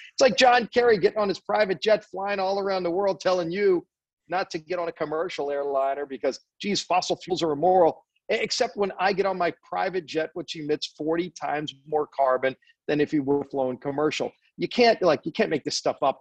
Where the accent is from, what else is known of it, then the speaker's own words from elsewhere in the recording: New Orleans, Louisiana, United States; I come from New Orleans